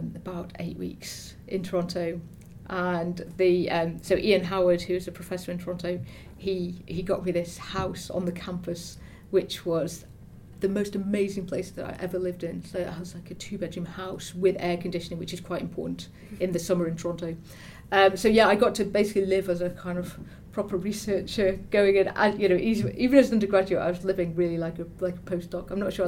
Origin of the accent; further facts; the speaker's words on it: Stoke-on-Trent, West Midlands, United Kingdom; I come from Stoke-on-Trent